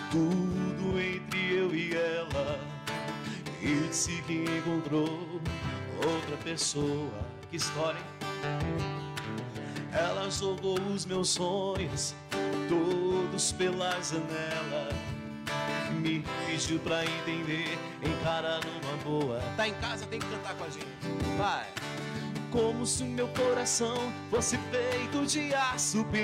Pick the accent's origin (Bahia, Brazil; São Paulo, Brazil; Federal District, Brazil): São Paulo, Brazil; born there; also born or lived in Assis; É, eu nasci na cidade de São Paulo, nasci em Cambuci.